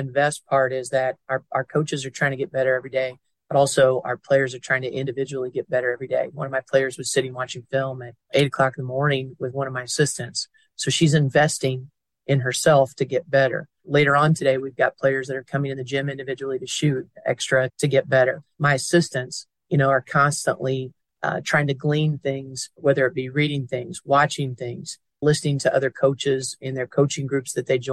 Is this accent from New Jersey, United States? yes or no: no; near Indiana University, United States; moved away; My hometown is near Indiana University